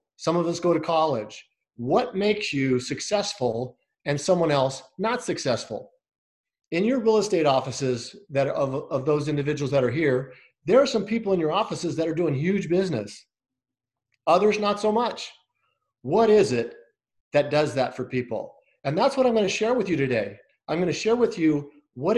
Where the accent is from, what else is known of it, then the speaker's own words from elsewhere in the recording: Scottsdale, Arizona, United States; I'm from Scottsdale, Arizona